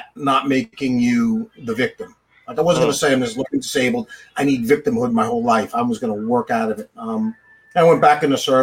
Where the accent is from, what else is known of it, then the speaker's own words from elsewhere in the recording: Bethpage, New York, United States; I grew up in Bethpage